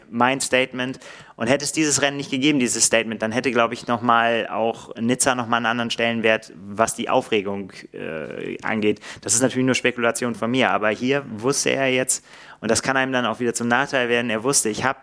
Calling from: Heidelberg, Baden-Württemberg, Germany; ich komme aus Heidelberg

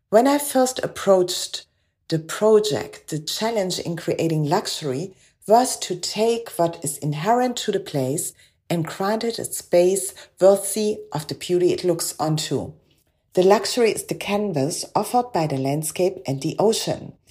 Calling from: Paternoster, Western Cape, South Africa; I'm speaking from Paternoster on the west coast of South Africa, one of the oldest fishing villages on our coast

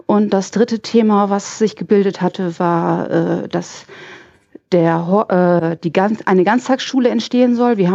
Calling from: Lemwerder, Lower Saxony, Germany; Ich komme aus der Gegend von Bremen, ach, aus Speckgürkel

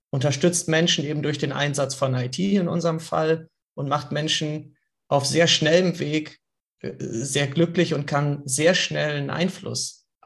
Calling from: Hanover, Lower Saxony, Germany; sitze hier in Hannover, hatte einen ganz tollen sonnigen Tag heute.

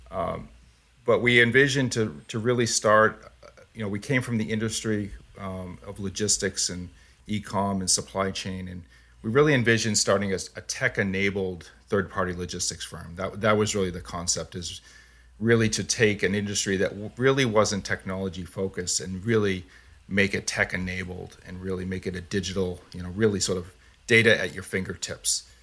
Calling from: Boston, Massachusetts, United States; Yeah, where I'm in the Boston area right now.

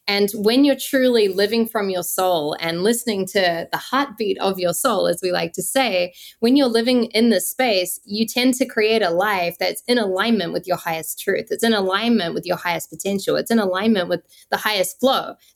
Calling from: Costa Rica; Yes, yeah, so we are literally at the nest here in Costa Rica. We're in our wow. home base.

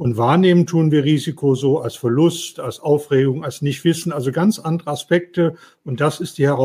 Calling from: Mannheim, Baden-Württemberg, Germany; Ich äh, bin aus Mannheim zugeschaltet, bin schon ganz aufgeregt auf die Fragen

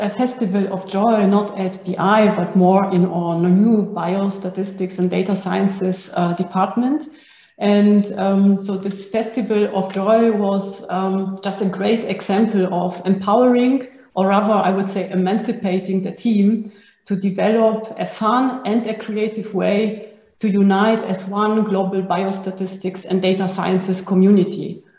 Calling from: Innsbruck, Tyrol, Austria; I'm joining from Innsbruck in Austria, and it's snowing.

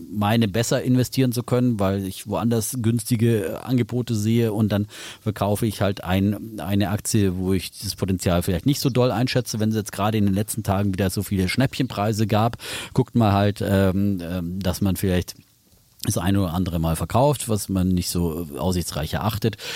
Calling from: Schwalbach, Hesse, Germany

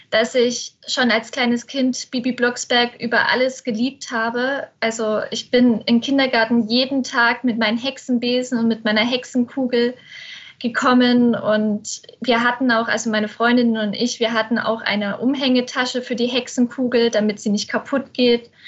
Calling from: Plauen, Saxony, Germany; Ich bin aus Plauen zugeschaltet. Ich bin zurzeit bei meinen Eltern zu Hause

